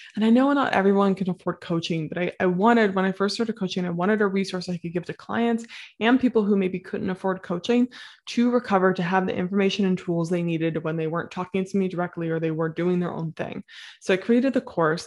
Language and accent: English; Midwest, United States; I'm from the Midwest